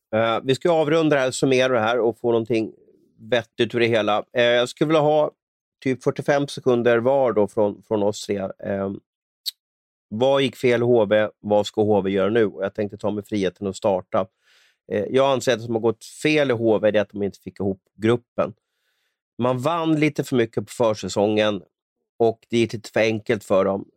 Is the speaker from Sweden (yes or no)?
yes; Stockholm, Stockholm County, Sweden; min uppväxt på Västerort i, i Stockholm